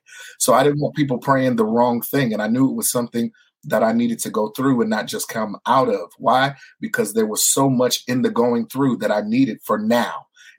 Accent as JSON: {"language": "English", "region": "California", "country": "United States", "tie": "born or raised there", "also_born_or_lived": "Hawaii", "said": "I'm a military brat. I was born in Hawaii. We moved to California. I was raised in California."}